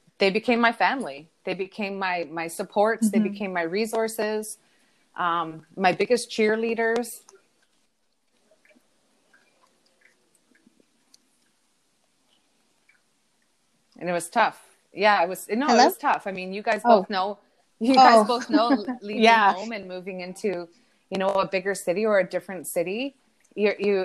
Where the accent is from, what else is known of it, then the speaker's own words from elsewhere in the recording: Thunder Bay, Ontario, Canada; also born or lived in Sault Ste. Marie; I grew up in Thunder Bay. I spent a couple of years in Sault Ste. Marie during high school